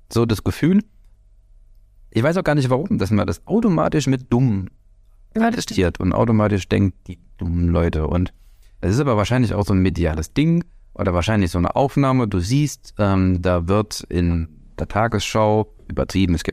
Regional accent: Hesse, Germany; accent: Hessian; Der fränkische und auch äh, der sächsische Dialekt oder das Hessische, weil ich habe ja eigentlich einen hessischen Dialekt

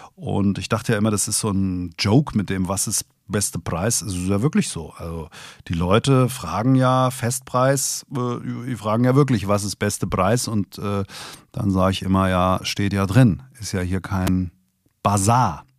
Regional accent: Hesse, Germany; Als Hesse

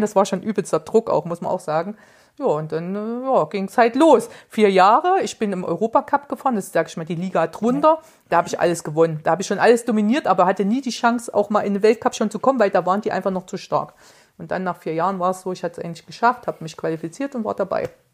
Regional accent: Erfurt, Thuringia, Germany; als Erfurter

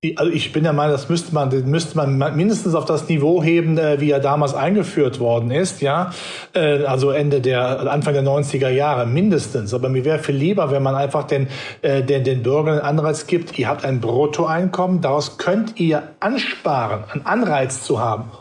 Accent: North Rhine-Westphalia, Germany; ich bin ja Rheinländer

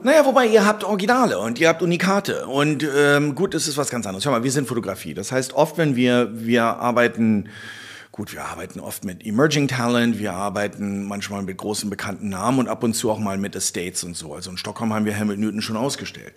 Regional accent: Berlin, Germany; wir sind Berliner

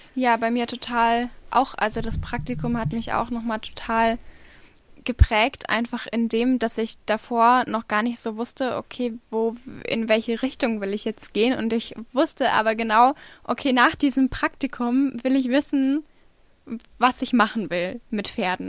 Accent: Hesse, Germany; die Amina und ich, wir kommen aus Hessen

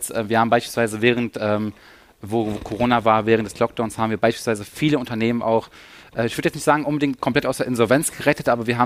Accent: Lower Saxony, Germany; also wir kommen aus der Nähe von Hannover

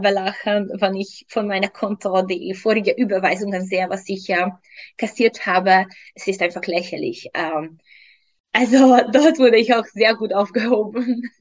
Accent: Hungary; German is a second language; moved away as an adult; also born or lived in England; now in Vienna, Austria; Ursprünglich, ursprünglich komme ich aus Ungarn. Mittlerweile seit fünf Jahren lebe ich in Österreich, Wien.

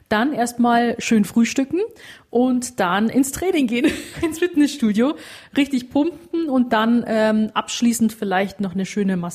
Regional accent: Rosenheim, Bavaria, Germany; born there; now in Munich, Germany; 26 Jahre alt und gebürtige Rosenheimerin. Bin aber dann 2018 nach München gezogen

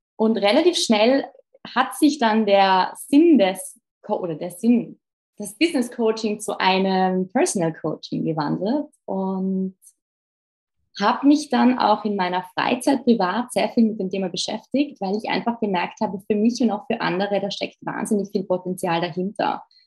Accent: Innsbruck, Tyrol, Austria; moved away as an adult; also born or lived in Vienna, Austria; now in Brussels, Belgium; ich bin eigentlich aus Österreich, war die einzige Österreicherin

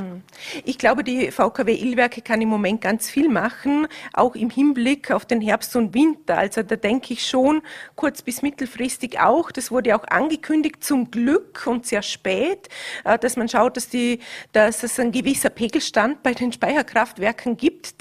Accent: Vorarlberg, Austria; bei uns im Ländle

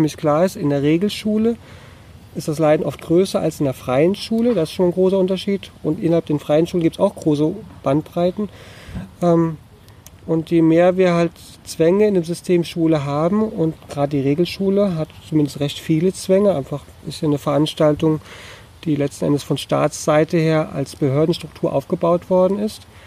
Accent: Hunsrück, Rhineland-Palatinate, Germany; Ronnefeld im Hunsrück in meiner Heimat

